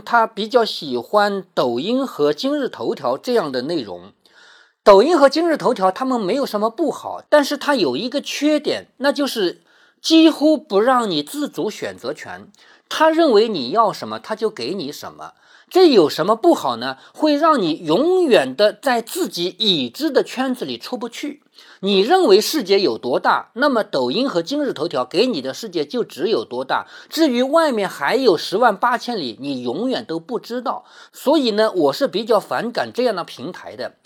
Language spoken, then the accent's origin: Chinese; Changzhou, Jiangsu, China; 在我们常州